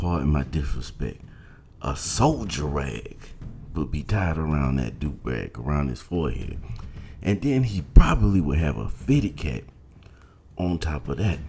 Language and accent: English; Georgia, United States; moved away; I'm from Georgia